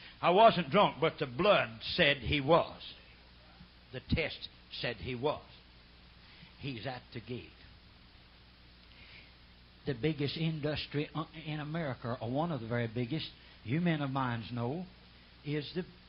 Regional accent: Oklahoma, United States; I come from Oklahoma.

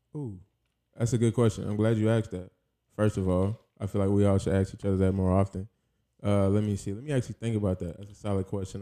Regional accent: South Carolina, United States; moved away as an adult; also born or lived in Jacksonville, Florida; now in Los Angeles, United States; I grew up mainly in Carolina. I moved from Florida at seven, and then from Carolina, I stayed there till, well, like, twenty-three, twenty-four

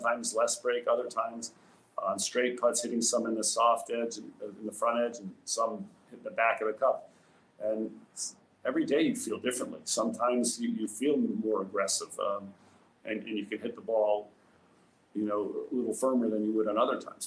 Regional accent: Rhode Island, United States; As a young kid growing up in Rhode Island, I was lucky enough to live in a town that had a great course

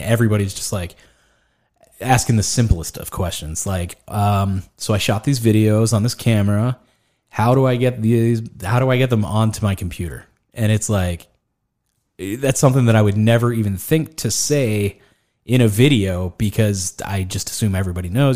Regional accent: Greensburg, Pennsylvania, United States; born or raised there

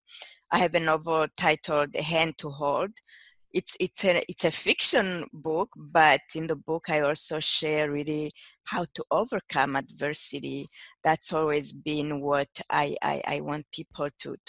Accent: Burundi; also born or lived in Quebec, Canada / Detroit, United States; now in United States; I'm originally from Burundi, which is a small country in East Africa. I immigrated to North America in the 90s.

